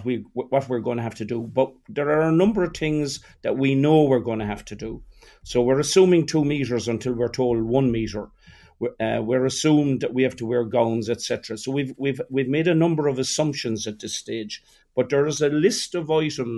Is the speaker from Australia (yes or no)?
no; Ireland; we're Irish.